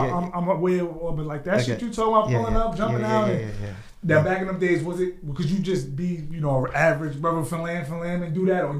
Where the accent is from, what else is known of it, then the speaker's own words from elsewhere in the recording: Greenburgh, New York, United States; also born or lived in the Bronx; I'm from Greenberg